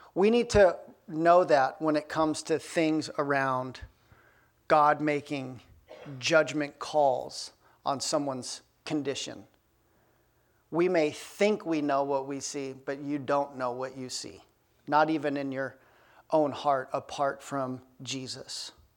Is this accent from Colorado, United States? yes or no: yes; Aspen, Colorado, United States; now in Bellingham, United States; I grew up in Aspen, Colorado.